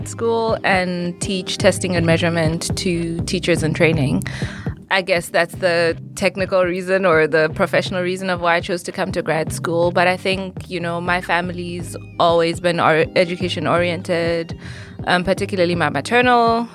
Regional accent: Lesotho; moved away as an adult; now in Greensboro, United States; I am an international student, also at UNC Greensboro, and I'm from Lesotho

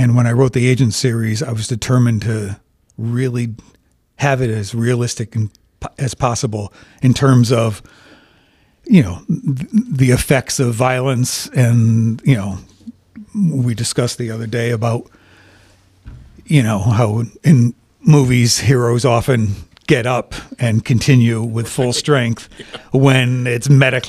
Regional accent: Connecticut, United States; Born and raised in Connecticut. My paternal line traces back to the American Revolution.

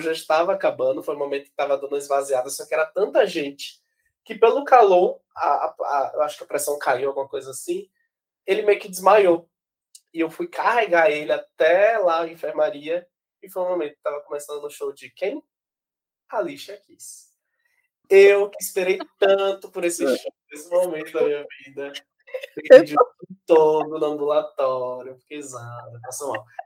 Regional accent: Salvador, Bahia, Brazil; also born or lived in Rio de Janeiro; eu saí de Salvador

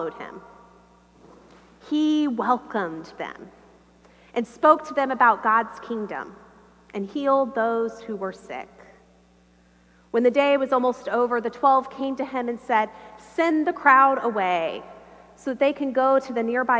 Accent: United States; I am from America

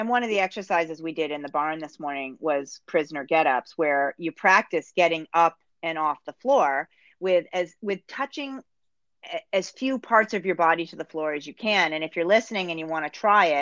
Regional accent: Northeast, United States; now in Canada; as an American, I didn't in the Northeast, I didn't grow up with curling.

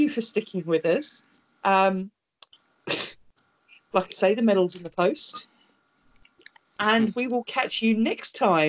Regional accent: United Kingdom; we're British

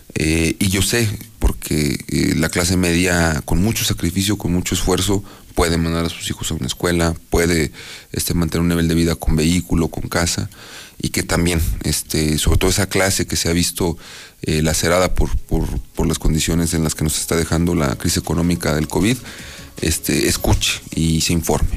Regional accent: Aguascalientes, Mexico; Yo nací aquí en Aguascalientes, en el barrio de la Purísima.

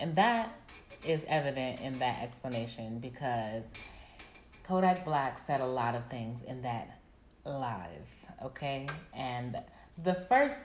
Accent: Nigeria; now in Atlanta, United States; Yes, I'm also Nigerian.

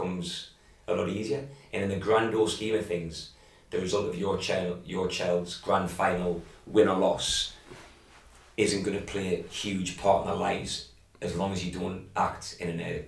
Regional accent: England, United Kingdom; moved away; growing up where I grew up back in England

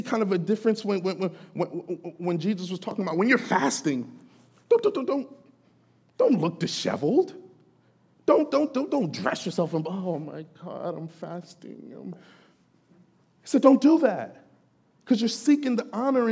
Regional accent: Jamaica; I'm Jamaican. That's kind of one of the things, one of the kind of ideas that was floating around in our culture, especially the Jamaican

